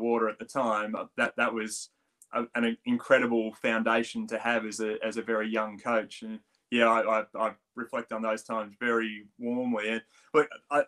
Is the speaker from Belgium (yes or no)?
no; Australia; accent: Australian; moved away as an adult; now in United Kingdom; I still do have a pretty strong Australian accent